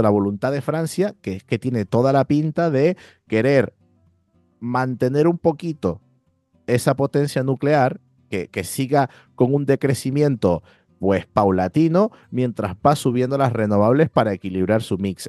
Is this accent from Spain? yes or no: yes; Spain; nosotros los españoles